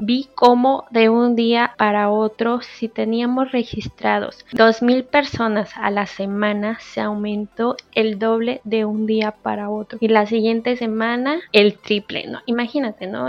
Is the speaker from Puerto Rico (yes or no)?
no; Mexico; lo que somos los mexicanos